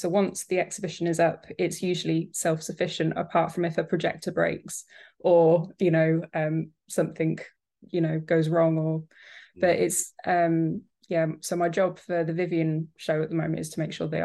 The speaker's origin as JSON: {"language": "English", "town": "Northampton", "region": "East Midlands", "country": "United Kingdom", "said": "I'm from Northampton"}